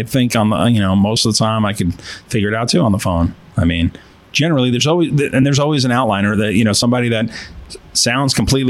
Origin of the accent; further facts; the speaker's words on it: New York, United States; accent: East Coast; moved away; But even whites have our own dialect. I mean, I came from New York. We have an accent on the East Coast.